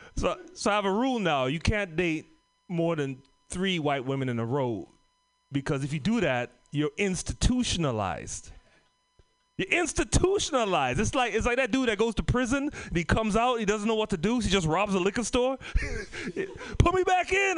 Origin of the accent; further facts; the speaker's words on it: Trinidad & Tobago; moved away; also born or lived in San Francisco Bay Area; I'm from the Caribbean, Trinidad and Tobago.